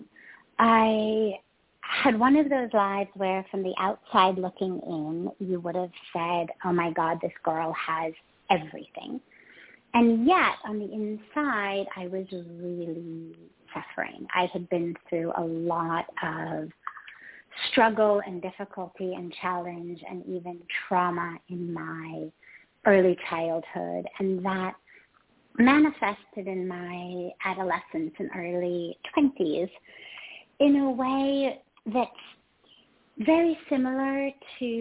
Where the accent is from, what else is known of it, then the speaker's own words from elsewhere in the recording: Los Angeles, California, United States; moved away as an adult; also born or lived in Himalayas; I grew up in California, where quite literally in Hollywood, in the Hollywood Hills